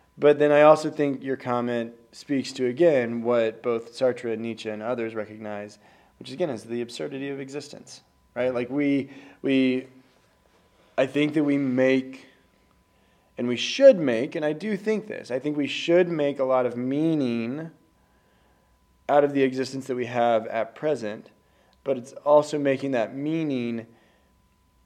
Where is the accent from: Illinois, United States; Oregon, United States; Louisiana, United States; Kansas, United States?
Kansas, United States; I was raised in Kansas